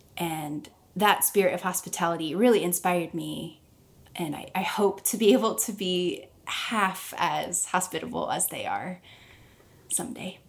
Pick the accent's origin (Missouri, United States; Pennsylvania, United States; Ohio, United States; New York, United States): Missouri, United States; Springfield; moved away as an adult; also born or lived in Nashville; am in Springfield, Missouri, which is my hometown.